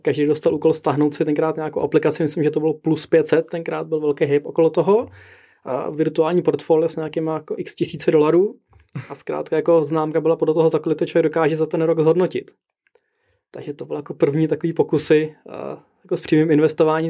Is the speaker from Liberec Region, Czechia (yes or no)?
no; Prague, Czechia; tak jsem z Prahy